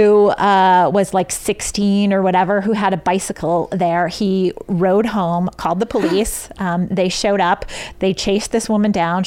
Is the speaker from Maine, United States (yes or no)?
yes; Maine, United States; moved away; I was actually in my hometown